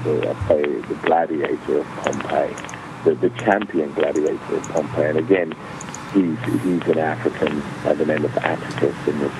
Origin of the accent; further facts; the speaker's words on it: England, United Kingdom; accent: global; moved away as an adult; also born or lived in Nigeria; now in United States; I am African origin, but my accent is, I was born and raised in England and live in America, so my accent is global.